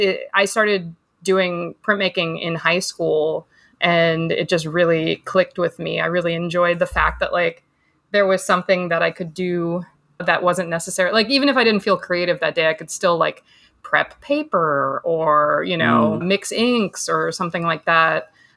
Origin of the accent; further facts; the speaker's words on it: Milwaukee, Wisconsin, United States; now in Pasadena, United States; So I grew up in Wisconsin. I grew up in Milwaukee, Wisconsin.